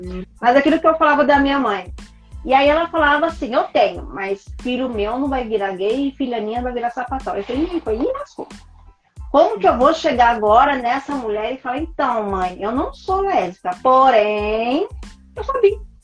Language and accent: Portuguese; Brazil; a gente é brasileiro